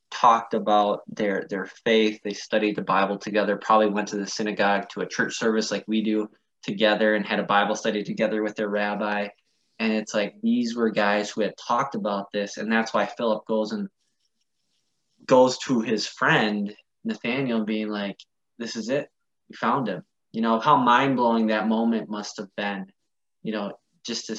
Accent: Wisconsin, United States; I grew up in a small town in Wisconsin

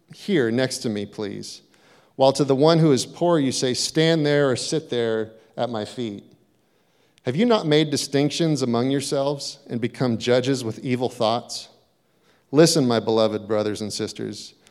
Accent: Hayward, California, United States; I grew up in Hayward. I grew up in a tough part of Hayward

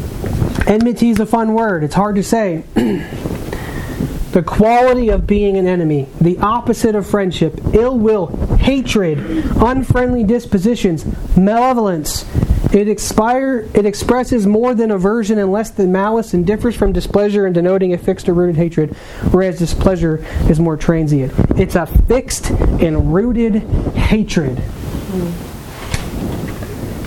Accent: New Hampshire, United States; I'm from New Hampshire

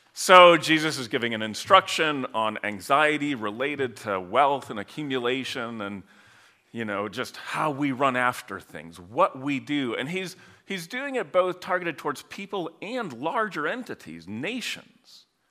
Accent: Holland, Michigan, United States; I grew up in Michigan, Holland, Michigan, pretty close to the lake

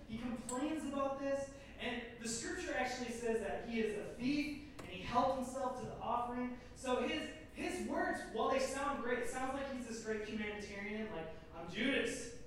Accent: Minnesota, United States; America, born and raised in Minnesota.

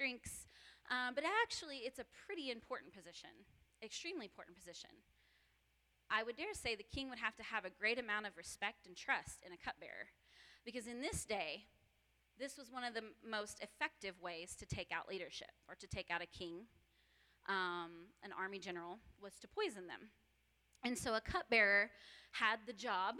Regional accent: United States; I am from the Ponca tribe

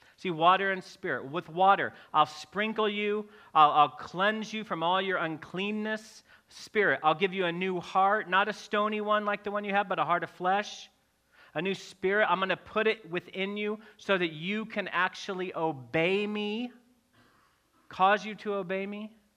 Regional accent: Missouri, United States; I'm from Missouri

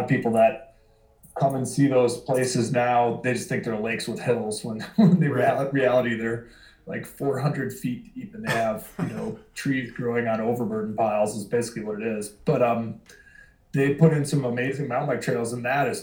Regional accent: Winona, Minnesota, United States; now in Duluth, United States; this town, my hometown down in Winona, Minnesota

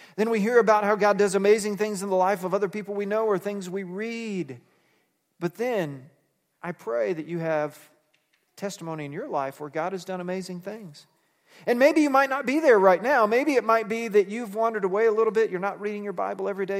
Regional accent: Fort Worth, Texas, United States; I grew up in suburbia in Fort Worth, Texas

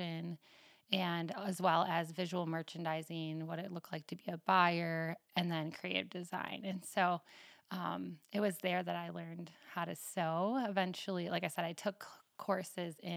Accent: Northwest Illinois, United States; now in New Glarus, United States; I grew up in Northwest Illinois, a tiny little farm town of 480 people

